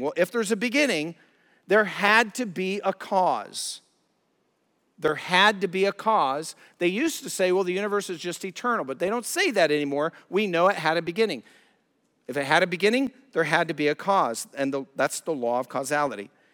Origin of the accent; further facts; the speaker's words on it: Colorado, United States; moved away; I'm from Colorado, love the Rockies, love the mountains